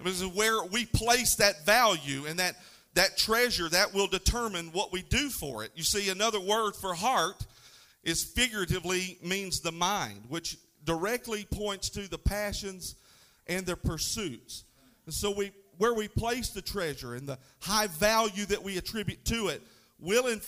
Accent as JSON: {"language": "English", "region": "North Florida", "country": "United States", "said": "I'm from North Florida, so I don't speak Greek."}